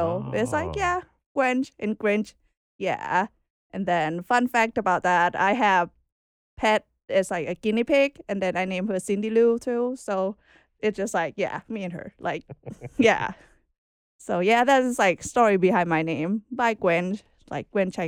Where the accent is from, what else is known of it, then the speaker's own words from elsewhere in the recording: Bangkok, Thailand; moved away as an adult; I was born in Bangkok, Thailand. Okay. Yeah, capital. Born and raised there for like 25 years.